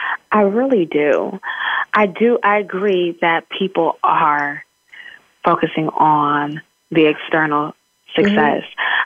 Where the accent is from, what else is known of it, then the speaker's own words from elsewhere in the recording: San Francisco, California, United States; I'm from San Francisco, California